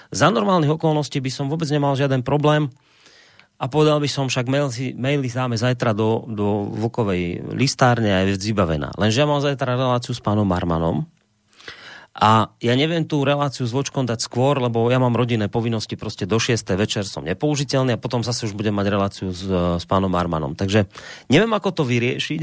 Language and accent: Slovak; Slovakia; my Slováci